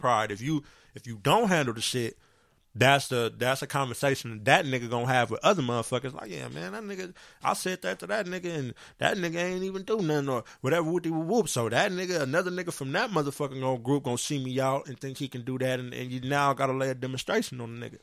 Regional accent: San Bernardino, California, United States; I grew up on Del Rosa, Eureka Day.

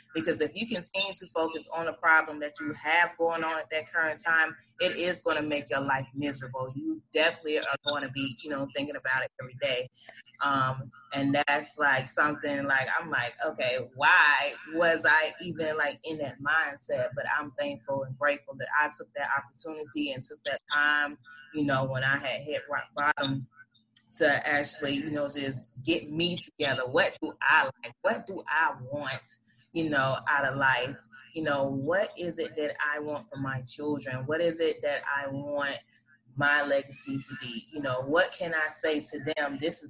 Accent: Atlanta, Georgia, United States; I think Gwen, I grew up on Bankhead too. Okay, so listen, baby, I had an awesome childhood, but you know, being and living in that area, you've seen a lot as a child.

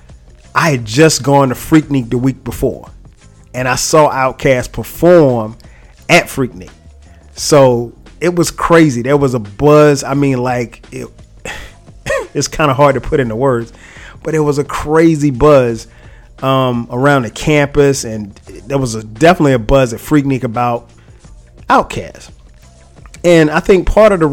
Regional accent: South Carolina, United States; I'm from South Carolina

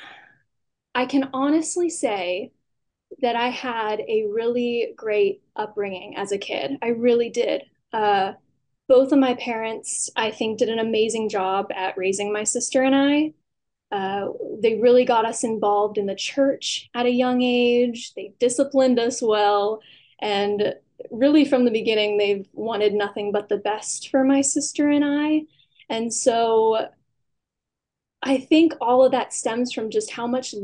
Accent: Newville, Pennsylvania, United States; moved away; I grew up in Newville, Pennsylvania.

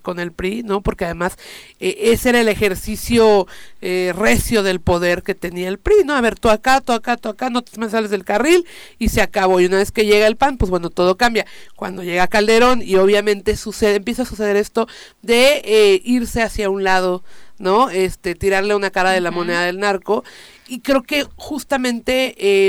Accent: Morelos, Mexico; yo vengo de Morelos

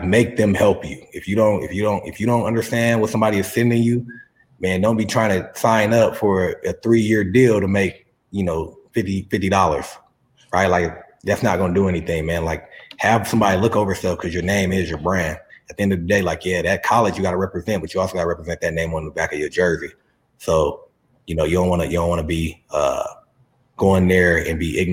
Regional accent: San Diego, California, United States; also born or lived in La Mesa, California; I'm from San Diego

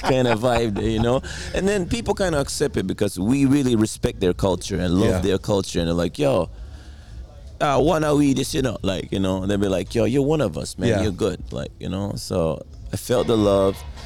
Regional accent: Japan; I'm from Japan

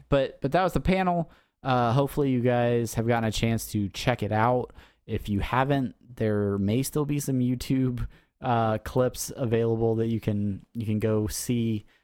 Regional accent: San Diego, California, United States; San Diego Comic-Con. Uh, the nerds have overtaken my hometown

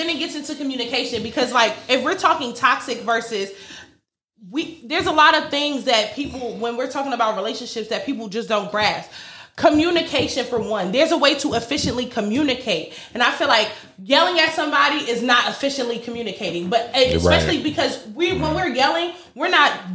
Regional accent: New York, United States; I'm from New York

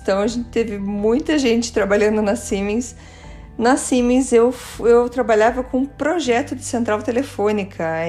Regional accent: Curitiba, Paraná, Brazil; first language Portuguese; also born or lived in Germany; Eu nasci em Curitiba

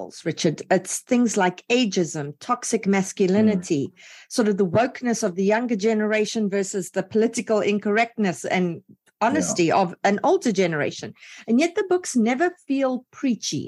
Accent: South Africa; I'm from South Africa

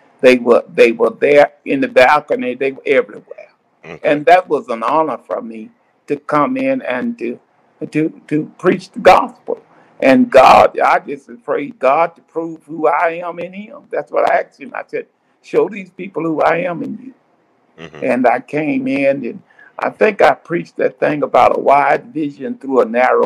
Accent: Cleveland, Mississippi, United States; moved away as an adult; also born or lived in Jackson, Mississippi; now in Little Rock, United States; I was raised in the Mississippi Delta

